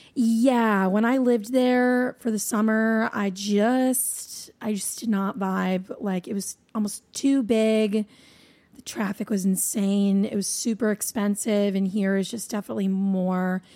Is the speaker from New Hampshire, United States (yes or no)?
yes; New Hampshire, United States; moved away as an adult; now in Nashville, United States; I'm originally from there. I was born and raised there